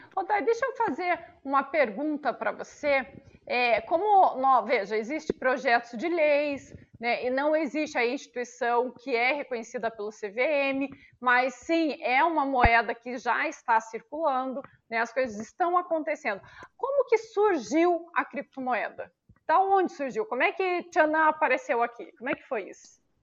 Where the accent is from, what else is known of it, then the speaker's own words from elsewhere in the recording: Brazil; nós brasileiros